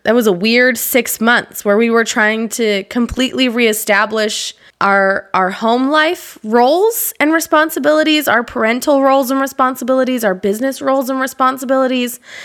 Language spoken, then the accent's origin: English; Utah, United States; I grew up in Utah